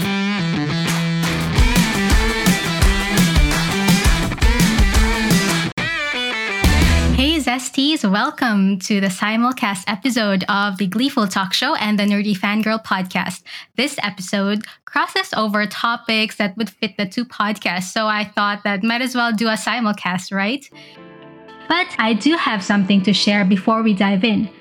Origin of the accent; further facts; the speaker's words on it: Cebu, Central Visayas, Philippines; my hometown, Cebu